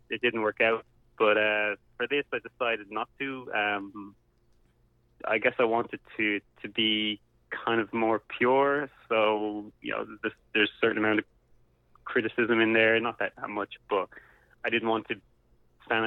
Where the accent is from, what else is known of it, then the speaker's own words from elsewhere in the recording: Dublin, Leinster, Ireland; I grew up in Dublin